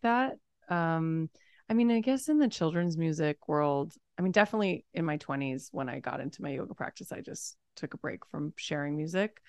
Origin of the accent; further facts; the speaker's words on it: Los Angeles, California, United States; also born or lived in New York; I'm from Los Angeles, but I moved to New York for a couple of years and then came back